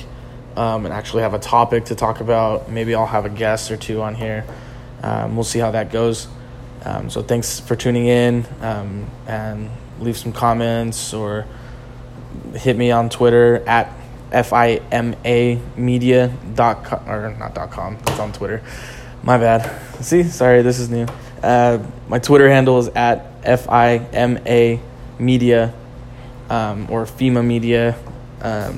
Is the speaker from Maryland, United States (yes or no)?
no; Riverside, California, United States; I'm from Riverside, California.